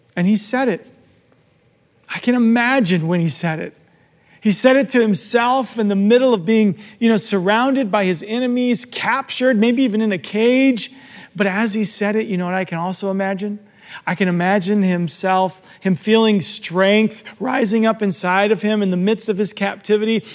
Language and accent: English; Arizona, United States; I'm from Arizona and I often talk about my life in Arizona. Growing up there